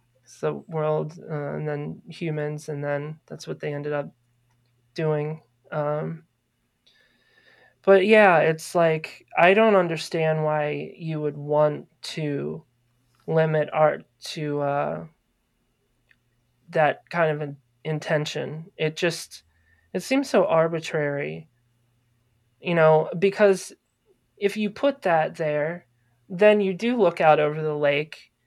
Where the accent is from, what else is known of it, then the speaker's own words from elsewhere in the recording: Maryland, United States; moved away as an adult; I grew up in Maryland. I didn't move here until 2012. So I spent a good 27 years in Maryland